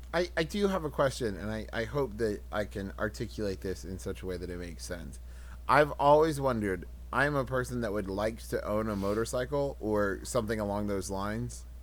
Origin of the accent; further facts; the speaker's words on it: West Virginia, United States; I'm from West Virginia